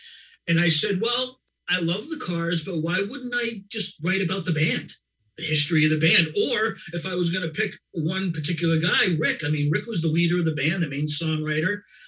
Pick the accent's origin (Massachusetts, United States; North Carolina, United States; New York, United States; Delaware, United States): Massachusetts, United States; Boston; Told a little bit of bio. I was a writer from Boston.